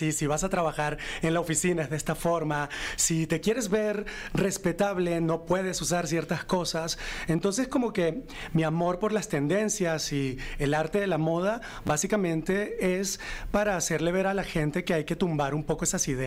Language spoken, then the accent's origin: Spanish; Venezuela; accent: Venezuelan; now in Mexico City, Mexico; Pero también soy chilanga, ya tengo 11 años en la Ciudad de México.